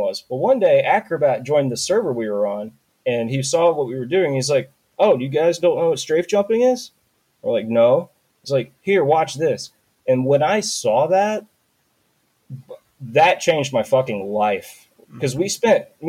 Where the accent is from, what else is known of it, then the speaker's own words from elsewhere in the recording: North Carolina, United States; I'm from North Carolina